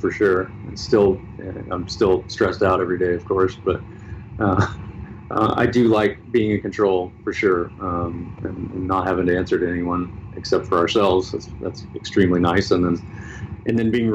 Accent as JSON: {"language": "English", "region": "Tennessee", "country": "United States", "tie": "born or raised there", "said": "I grew up in Tennessee"}